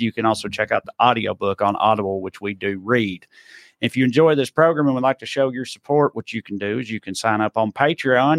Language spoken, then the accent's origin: English; Tennessee, United States; now in California, United States; especially in my accent, Uber drivers or whatever. Where you from? I say Tennessee